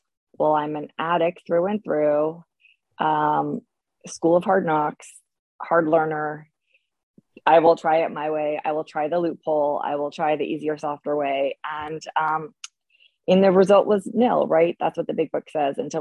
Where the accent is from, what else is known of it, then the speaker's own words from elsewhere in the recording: Bay Area, California, United States; I grew up in the Bay Area